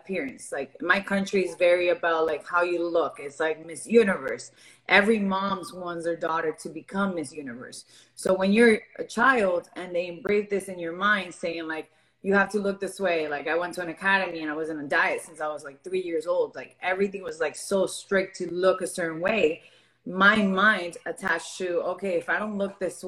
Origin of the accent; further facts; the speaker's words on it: Miami, Florida, United States; also born or lived in Venezuela; I was born in Venezuela. I grew up here in Miami.